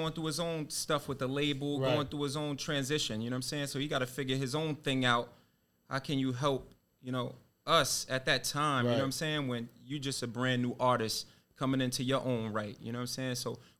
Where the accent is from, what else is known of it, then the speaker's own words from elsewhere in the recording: Jersey City, New Jersey, United States; I'm from Jersey City